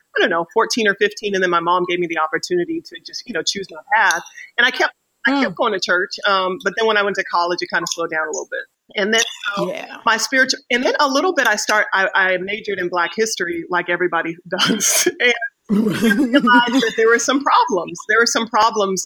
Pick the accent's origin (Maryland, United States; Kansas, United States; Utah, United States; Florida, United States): Kansas, United States; Wichita; also born or lived in Oklahoma; So I grew up in Wichita, Kansas, and I grew up with really modest kind of means with our family